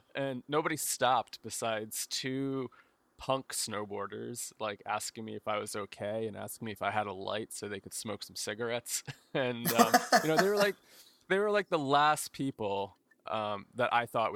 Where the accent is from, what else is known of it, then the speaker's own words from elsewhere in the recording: New Jersey, United States; I grew up in New Jersey